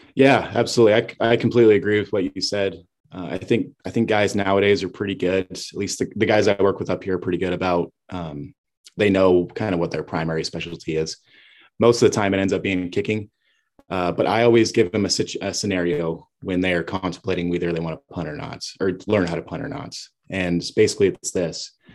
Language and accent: English; Kalispell, Montana, United States; moved away; I'm from Kalispell, Montana. Originally, I played at Flathead High School.